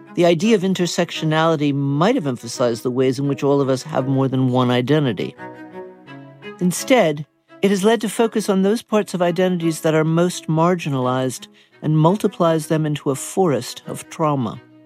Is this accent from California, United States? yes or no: no; Georgia, United States; now in Germany; I was raised in Georgia during the civil rights movement